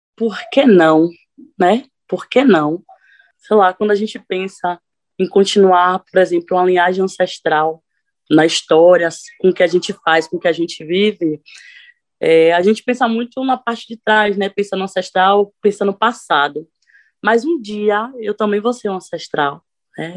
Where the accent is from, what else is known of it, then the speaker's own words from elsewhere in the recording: Sapeaçu, Bahia, Brazil; now in Cachoeira, Brazil; Sapeaçu, que foi o lugar que eu vim, é um interior que a cidade toda praticamente é católica